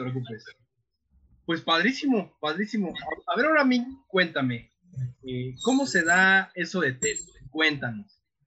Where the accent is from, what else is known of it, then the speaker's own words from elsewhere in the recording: Mexico; nosotros como mexicanos